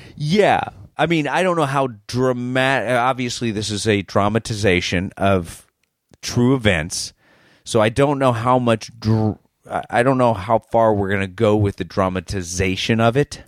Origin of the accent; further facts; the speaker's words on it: Boston, Massachusetts, United States; an American, especially someone from Boston